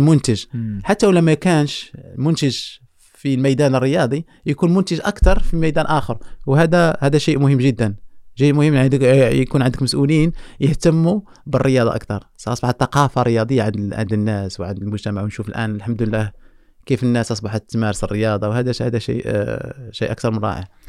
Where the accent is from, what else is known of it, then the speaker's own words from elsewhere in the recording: Morocco; احنا عندنا في المغرب